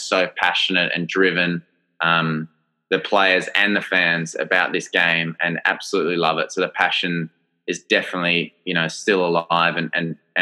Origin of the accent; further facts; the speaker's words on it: New South Wales, Australia; also born or lived in Durban, South Africa; I see myself as Australian, even though I was born in South Africa and have UK passport. And for me, I'm Australian